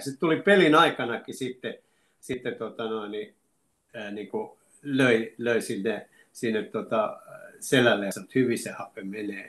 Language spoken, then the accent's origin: Finnish; Lahti, Päijänne Tavastia, Finland; also born or lived in Oulu; me muutettiin Oulusta Lahteen, kun isä sai täältä, sai täältä tota noin sähköteknikon paikan ja mä olin seitsemänvuotias